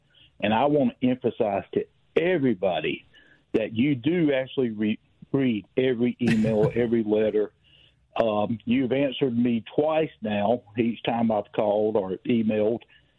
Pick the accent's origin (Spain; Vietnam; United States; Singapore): United States; Southern; accent: Southern; I sound too Southern